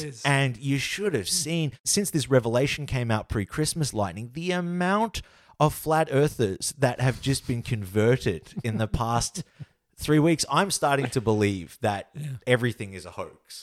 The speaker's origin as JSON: {"language": "English", "country": "Australia", "said": "as an Australian public"}